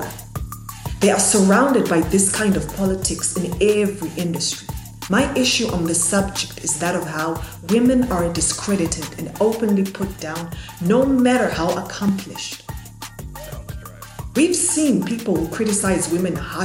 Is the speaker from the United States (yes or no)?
no; Zimbabwe; I come from Zimbabwe